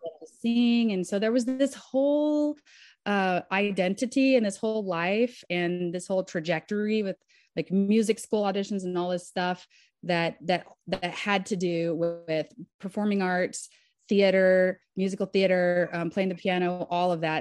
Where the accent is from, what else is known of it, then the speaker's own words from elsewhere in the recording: Southern Kentucky, United States; moved away as an adult; now in Nashville, United States; I was raised in Southern Kentucky, and Nashville was the nearest big city.